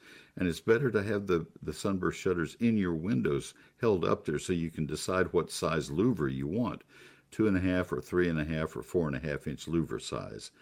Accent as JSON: {"language": "English", "town": "College Station", "region": "Texas", "country": "United States", "tie": "born or raised there", "also_born_or_lived": "Ohio", "said": "growing up in College Station, Texas"}